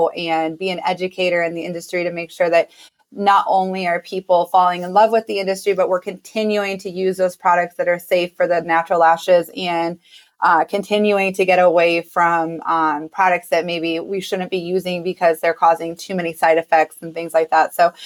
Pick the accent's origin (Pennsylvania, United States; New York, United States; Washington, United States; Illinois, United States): Illinois, United States; now in Las Vegas, United States; my hometown in Illinois